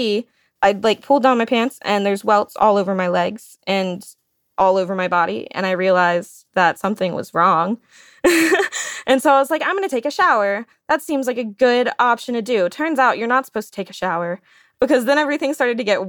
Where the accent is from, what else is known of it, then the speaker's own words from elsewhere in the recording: Shreveport, Louisiana, United States; I'm from Shreveport, Louisiana